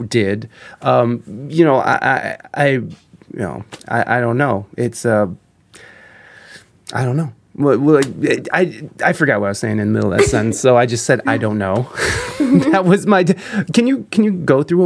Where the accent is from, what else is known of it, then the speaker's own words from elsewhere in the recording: Midwest, United States; I'm from the Midwest